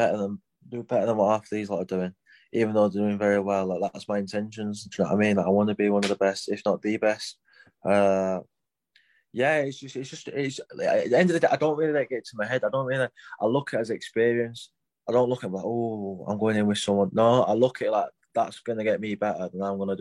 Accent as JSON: {"language": "English", "town": "Rotherham", "region": "Yorkshire and the Humber", "country": "United Kingdom", "lives_now": "Sheffield, United Kingdom", "said": "I'm from Rotherham, but obviously I'm based in Sheffield"}